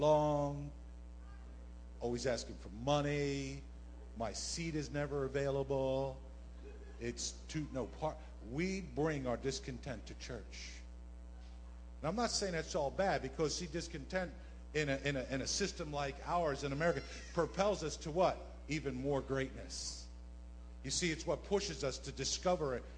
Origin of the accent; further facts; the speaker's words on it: New Jersey, United States; moved away as an adult; now in Bronx, United States; I'm born and raised in South Jersey